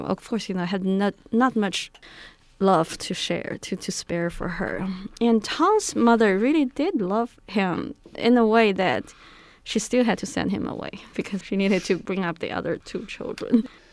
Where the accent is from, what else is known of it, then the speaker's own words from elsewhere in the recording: Beijing, China; moved away; I grew up in Beijing.